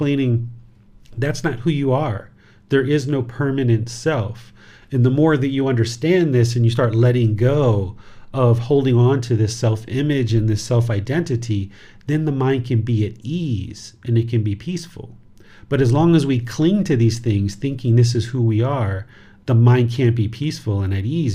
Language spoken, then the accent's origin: English; United States; now in Thailand; I am a dad, I am American. I live in Thailand.